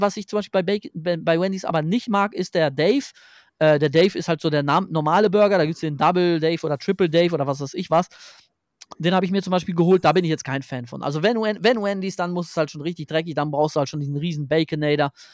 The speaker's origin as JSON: {"language": "German", "country": "Germany", "said": "bei uns in Deutschland"}